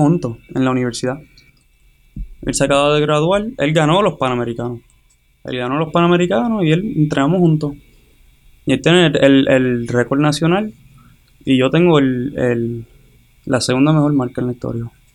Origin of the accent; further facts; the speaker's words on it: Hatillo, Puerto Rico; moved away as an adult; soy de Tío Puerto Rico